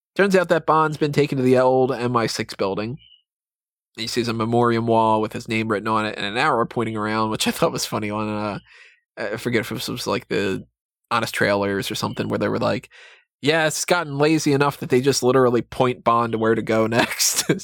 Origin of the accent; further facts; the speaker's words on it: United States; being American